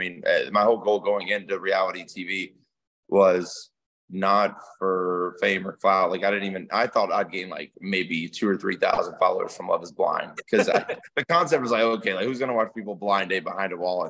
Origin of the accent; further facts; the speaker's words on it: Georgia, United States; also born or lived in Louisiana / Germany; Yeah, so yeah, I'm from Georgia, South Georgia a little bit. So I mean, I grew up in the country. I was born in Louisiana, raised in Germany. So I mean, I've been all over